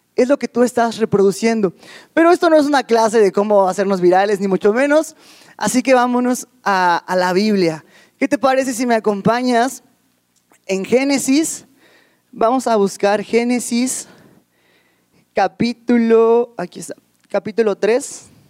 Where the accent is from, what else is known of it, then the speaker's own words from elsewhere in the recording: Ecatepec, State of Mexico, Mexico; yo vengo de la Ciudad de México, bueno, precisamente del, Estado de México, de Catepec